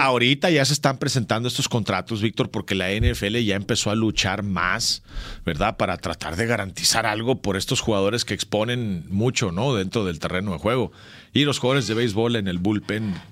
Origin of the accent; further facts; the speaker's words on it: Cananea, Sonora, Mexico; en mi pueblo, en Cananea, también había un ojo de agua